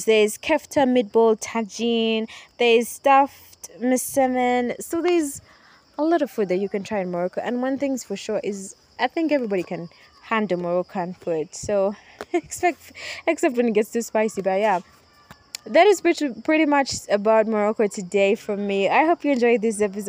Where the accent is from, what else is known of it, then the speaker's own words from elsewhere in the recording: Uganda; for us here in Uganda, because I'm from Uganda, I'm recording this in Uganda right now at the moment, I am home